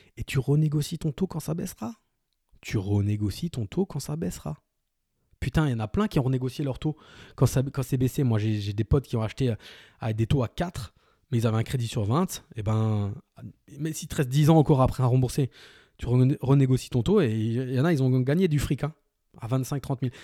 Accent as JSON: {"language": "French", "country": "France", "said": "on est français"}